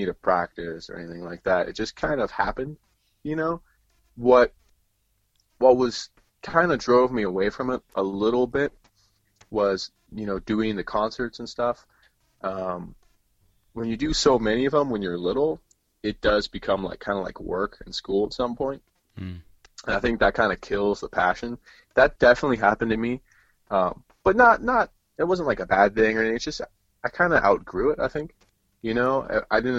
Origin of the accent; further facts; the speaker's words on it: Laguna Beach, California, United States; where I grew up in Laguna, it was such a small town.